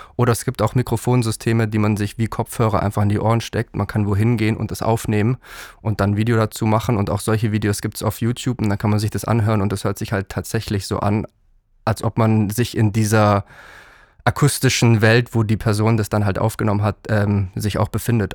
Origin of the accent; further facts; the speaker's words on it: Allgäu, Bavaria, Germany; now in Berlin, Germany; ich bin ja aus dem Allgäu